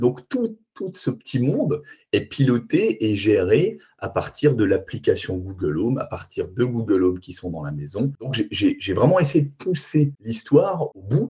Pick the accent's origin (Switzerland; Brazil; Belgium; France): France; Alsace, Grand Est; je suis alsacien